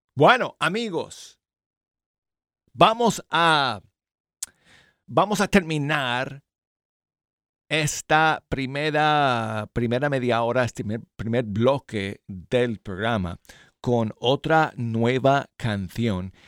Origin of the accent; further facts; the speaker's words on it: Colorado, United States; Spanish is a second language; moved away as an adult; now in Alabama, United States; yo soy de Colorado, esa es mi tierra. Pero he pasado 28 años aquí en Alabama